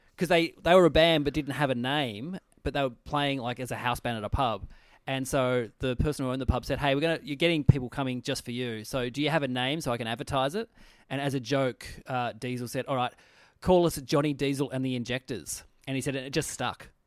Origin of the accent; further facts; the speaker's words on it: Tasmania, Australia; I grew up in Tassie. We didn't have E Street in Tassie.